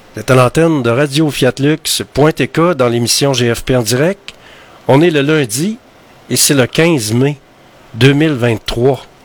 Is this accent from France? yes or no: no; Quebec, Canada; chez nous au Québec